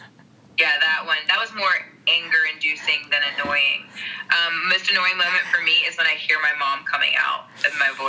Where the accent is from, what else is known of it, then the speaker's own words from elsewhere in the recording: Kill Devil Hills, North Carolina, United States; also born or lived in Puerto Rico / New York / Los Angeles; now in Austin, United States; my hometown, which is like I grew up in a town called Kill Devil Hills